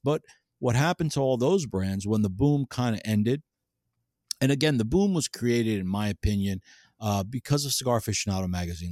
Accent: New Jersey, United States; I grew up in New Jersey

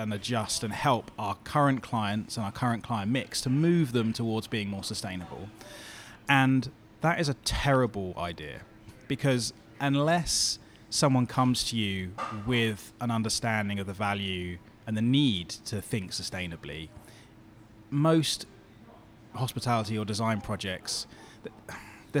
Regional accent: Bournemouth, South West England, United Kingdom; moved away; This is where I grew up in Bournemouth

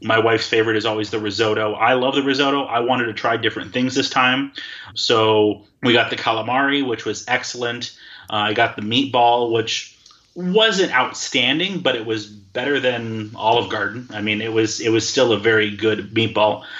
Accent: Wisconsin, United States; moved away; I'm from Wisconsin, the land of cheese

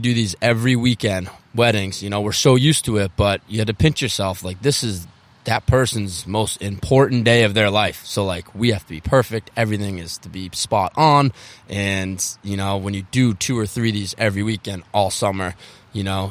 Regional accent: outside of Boston, Massachusetts, United States; also born or lived in Cape Cod / Jackson Hole, Wyoming; I'm 33. I grew up outside of Boston.

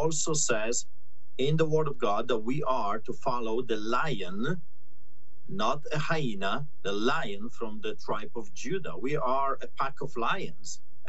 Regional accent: Poland; I grew up in Poland hearing the stories from my grandparents about what the Nazis did, what the Gestapo did.

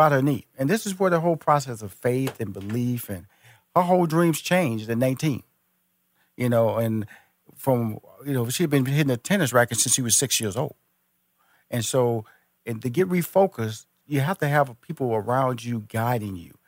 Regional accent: Houston, Texas, United States; now in Atlanta, United States; I was born and raised in Houston

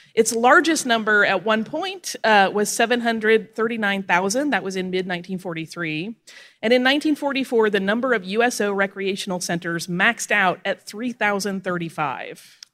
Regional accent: Florida Panhandle, United States; moved away; I grew up on the Florida Panhandle

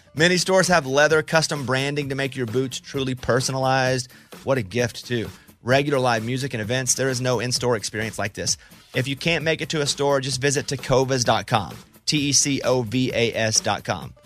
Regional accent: Mountain Pine, Arkansas, United States; I grew up in Mountain Pine, Arkansas, population seven hundred

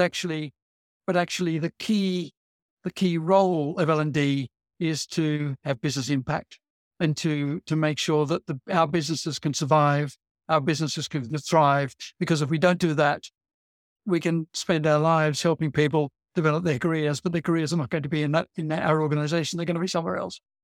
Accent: Australia; now in England, United Kingdom; I'm an Australian originally

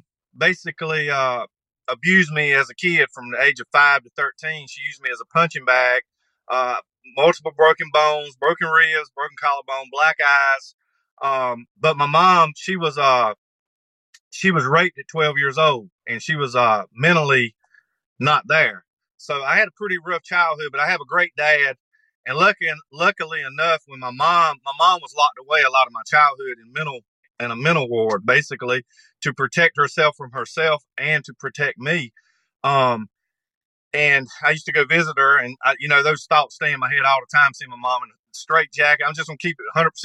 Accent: North Carolina, United States; moved away as an adult; now in Texas, United States; I was born and raised here. Lived here for 44 years.

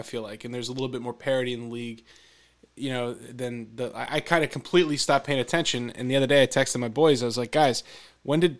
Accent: Philadelphia, Pennsylvania, United States; I'm from the Philadelphia area.

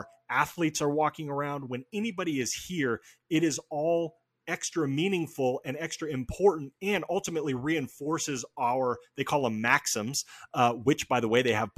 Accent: Albany, Oregon, United States; also born or lived in Portland, Oregon; I grew up in Oregon. I was born in Portland. I grew up like an hour south in a small town called Albany.

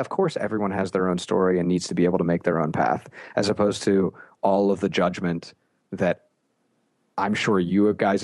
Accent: Steubenville, Ohio, United States; moved away as an adult; also born or lived in Miami; I grew up in Steubenville

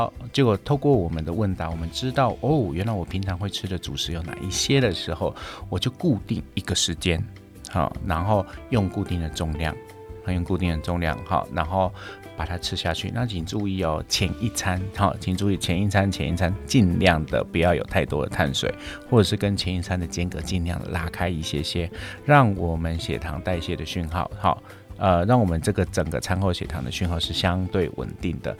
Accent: United States; 在这样子的一个前提之下，我们美国人吃糖就变得很便宜了。

